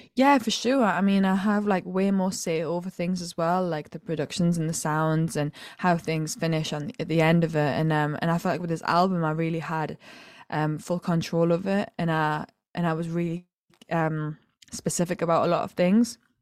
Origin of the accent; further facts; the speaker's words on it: County Durham, North East England, United Kingdom; I'm originally from County Durham in the Northeast